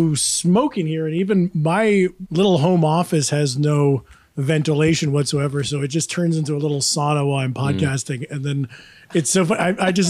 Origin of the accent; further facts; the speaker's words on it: Kingston, New York, United States; I'm from the Hudson Valley. I'm from the Kingston Woodstock area.